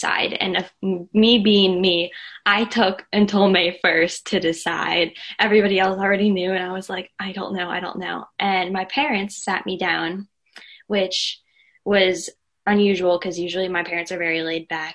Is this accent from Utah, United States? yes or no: no; outside of Philadelphia, Pennsylvania, United States; I am from outside of Philadelphia, Pennsylvania.